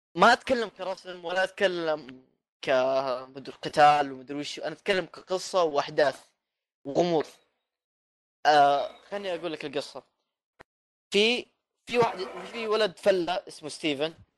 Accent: Jeddah, Makkah Province, Saudi Arabia; في مطعم عندنا في جده

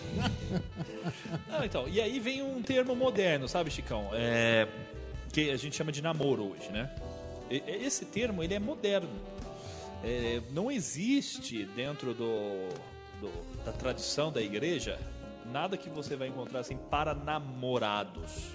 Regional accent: Mogi Guaçu, São Paulo, Brazil; eu sou de daqui de Mogi Guaçu

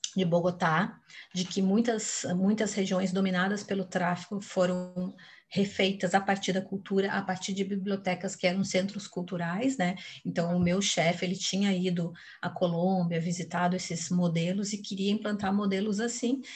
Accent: Porto Alegre, Rio Grande do Sul, Brazil; moved away as an adult; also born or lived in Brasília / São Paulo; eu sou porto-alegrense, né? Assim, me criei até os 25 anos, morava no Rio Grande do Sul

